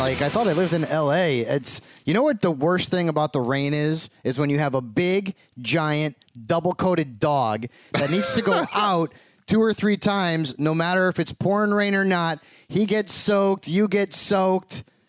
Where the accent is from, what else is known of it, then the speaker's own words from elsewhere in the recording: Connecticut, United States; typically, like, from the East Coast, you know, I'm from Connecticut.